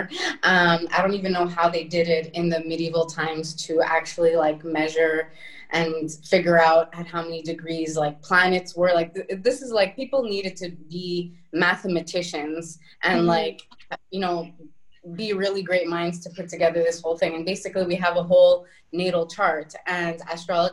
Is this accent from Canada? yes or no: yes; Montreal, Quebec, Canada; now in Italy; I am a Canadian girl from Montreal